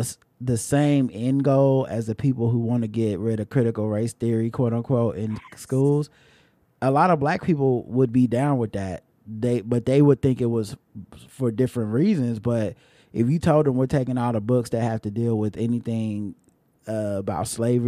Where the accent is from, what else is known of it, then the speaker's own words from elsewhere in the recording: Jamaica; I'm Jamaican.